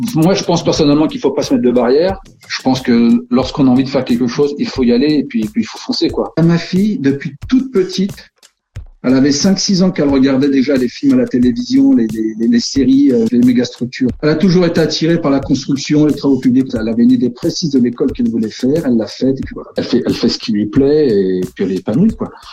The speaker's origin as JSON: {"language": "French", "town": "Villeneuve-Saint-Georges", "region": "Île-de-France", "country": "France", "tie": "born or raised there", "said": "Je suis né dans le Val-de-Marne, né à Villeneuve-Saint-Georges et je vis à Villeneuve-Saint-Georges. Je suis vraiment un gars du cru"}